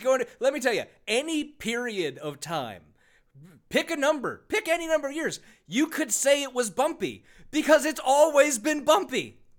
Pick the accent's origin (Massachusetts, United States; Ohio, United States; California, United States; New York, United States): California, United States; Because I grew up in California, and it's just a short drive down the coast.